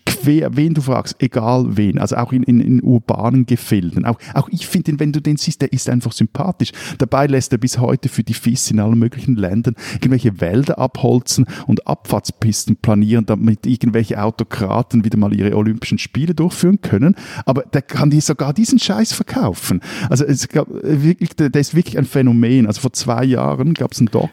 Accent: Switzerland; ich als Schweizer

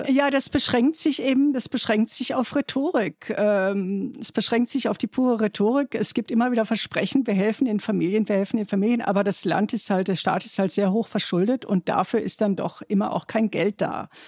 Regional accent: Germany; mein Mann und ich, wir sind, er ist Italiener und ich bin Deutsche.

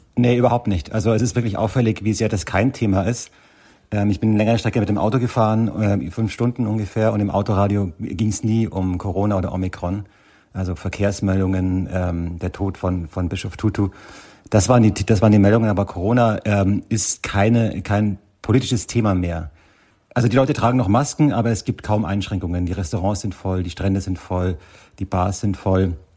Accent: Germany; now in South Africa; bei uns in Deutschland

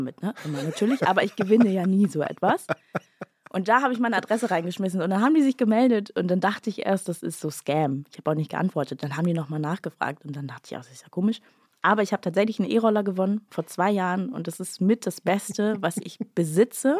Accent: Bad Oldesloe, Schleswig-Holstein, Germany; born or raised there

